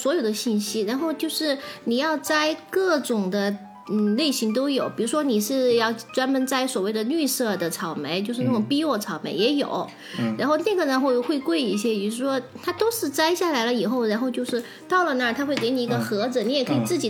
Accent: China; 但是这个就是由我们中国人拿，因为我觉得中国。

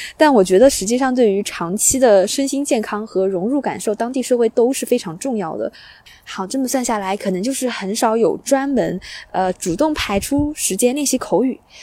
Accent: China; now in Australia; 我在国内

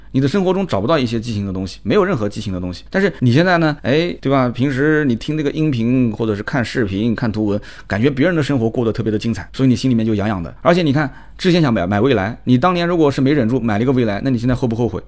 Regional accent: Jiangsu, China; 我们江苏这边的白斩鸡

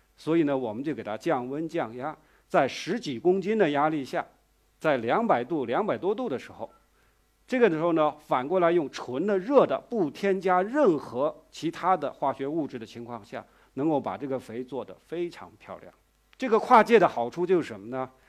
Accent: rural Guangdong, China; now in Beijing, China; 我呢，来自广东的农村，小时候真的就在绿水青山里头长大

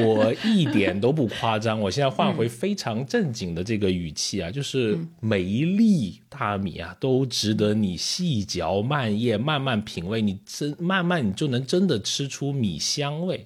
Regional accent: Liuzhou, Guangxi, China; moved away; 我们老家也有这个原始人的发掘啊， 也叫白莲冻

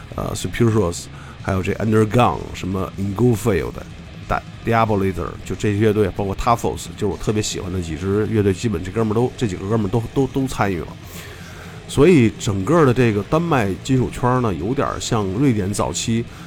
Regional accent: Beijing, China; accent: Beijing dialect; 按照咱们北京话讲就很俏皮

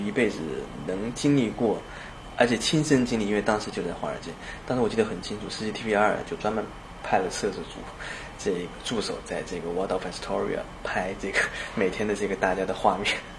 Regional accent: China; moved away as an adult; also born or lived in United States; now in Shanghai, China; 我以前 二十岁以前都在国内

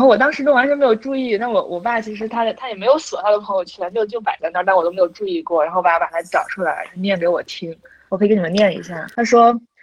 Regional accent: Jiaodong, Shandong, China; accent: Jiaodong dialect; moved away; 像我现在开始，就是比如说我跟我男朋友可以去教他说这个家乡话，说土里土气的这种胶东方言

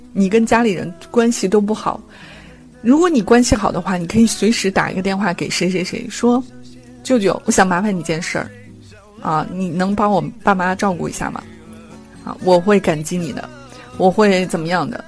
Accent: China; 我们中国人的思维

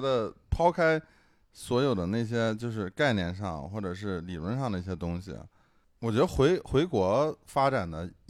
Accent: China; 不像我们中国人，可能这会儿我偏左，那会儿我偏右，

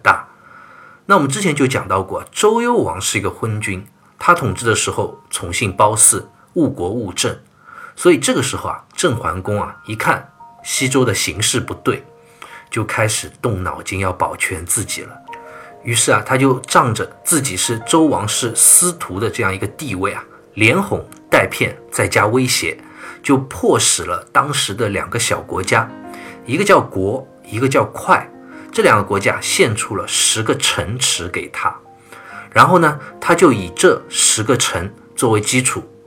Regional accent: China; 我们中国人

